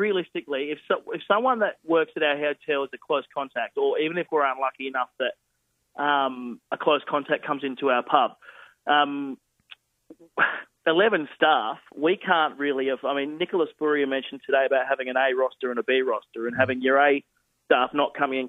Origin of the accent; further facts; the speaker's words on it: South Australia, Australia; I never left South Australia. I stayed here.